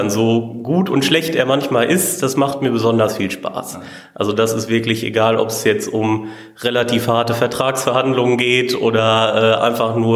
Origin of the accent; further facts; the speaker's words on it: Olsberg, North Rhine-Westphalia, Germany; ich komme aus Olsberg und bin hier seit 1.9.2017 in der Abtei tätig.